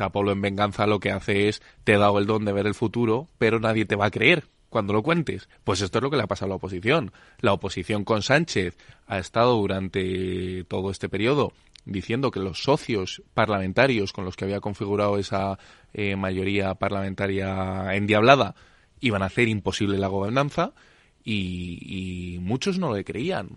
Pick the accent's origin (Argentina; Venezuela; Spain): Spain; somos el país del Lazarillo de Tormes, somos el país de la picaresca